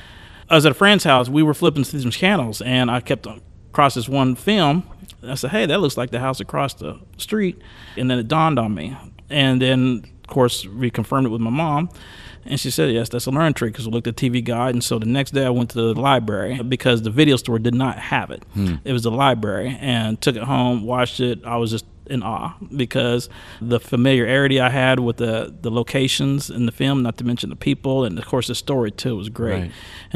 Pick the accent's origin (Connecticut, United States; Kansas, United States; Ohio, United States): Kansas, United States; Fort Scott; I'm from Fort Scott, yes.